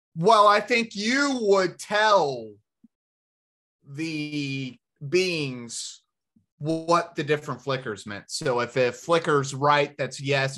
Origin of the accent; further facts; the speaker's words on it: the South, United States; being Americans and growing up in the South